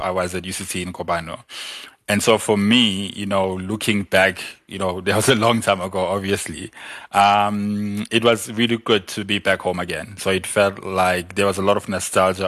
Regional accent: South Africa; I'm from Mlas

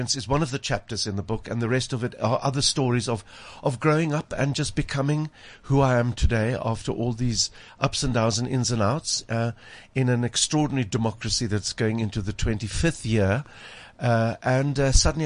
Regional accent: Cape Town, Western Cape, South Africa; growing up in Pinelands in Cape Town

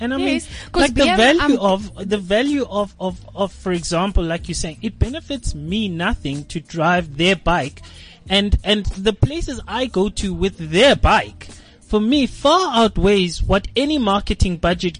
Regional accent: Pretoria, Gauteng, South Africa; I'm from Pretoria.

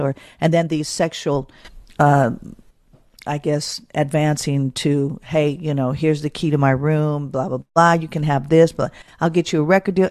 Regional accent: Oakland, California, United States; born and raised in Oakland, California

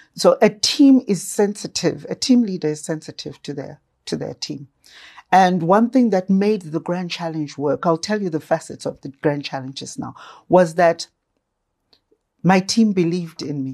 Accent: Gwanda, Matabeleland South, Zimbabwe; I was born in Manama, Gwanda, at Manama Mission Hospital in Gwanda

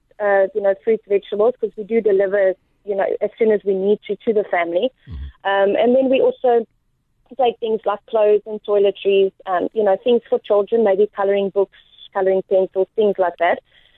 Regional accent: Port Elizabeth, Eastern Cape, South Africa; also born or lived in United States; I'm currently in Port Elizabeth. Grew up half my life in South Africa, half my life in America, and I'm back in Port Elizabeth.

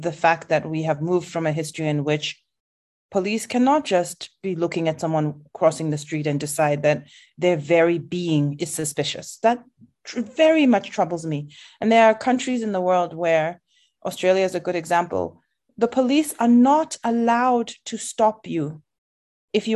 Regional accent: South Africa; as a South African who isn't fluent in my own mother tongue

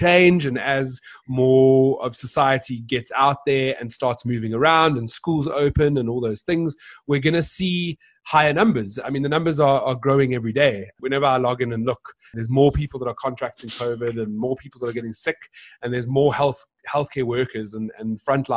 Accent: South Africa; bring Ubuntu to life as South Africans

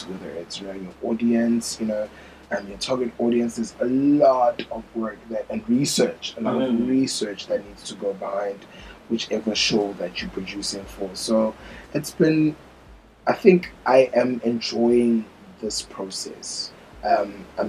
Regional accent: Johannesburg, Gauteng, South Africa; moved away as an adult; also born or lived in Pretoria / Midrand / Nelspruit; now in Beijing, China; I'm from Joburg

